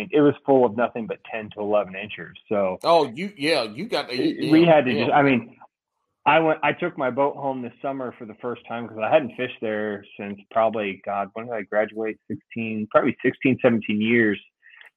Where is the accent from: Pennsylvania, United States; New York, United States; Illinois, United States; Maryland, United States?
Illinois, United States; Central; I'm from Central Illinois